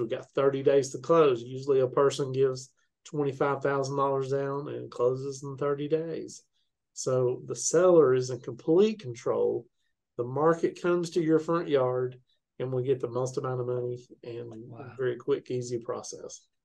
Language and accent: English; Chattanooga, Tennessee, United States; now in Murfreesboro, United States; I'm originally from Chattanooga, but uh, okay. I live in Murfreesboro, Tennessee, right now